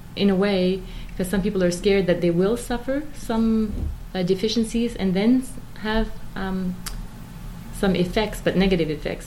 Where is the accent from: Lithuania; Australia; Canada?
Canada; Moncton, New Brunswick; also born or lived in Campbellton; I was born in Campbellton, and we moved to Moncton when I was about six years old